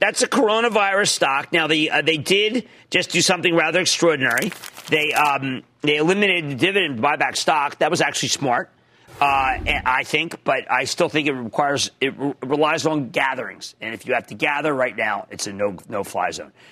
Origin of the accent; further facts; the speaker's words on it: Philadelphia, Pennsylvania, United States; I'm from Philadelphia, which I am